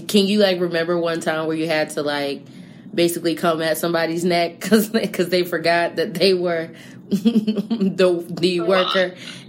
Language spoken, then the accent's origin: English; New Jersey, United States; I'm from New Jersey.